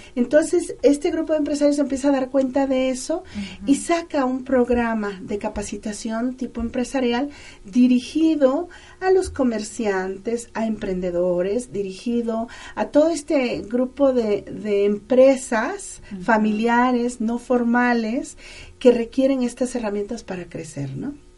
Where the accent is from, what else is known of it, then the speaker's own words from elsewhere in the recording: Mexico; nosotros como mexicanos